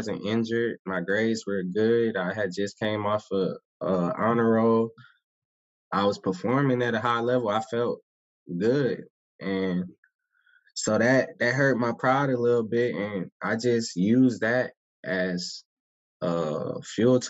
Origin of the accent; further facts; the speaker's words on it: Atlanta, Georgia, United States; moved away as an adult; also born or lived in Orlando, Florida / Los Angeles, California; I was born, raised in Atlanta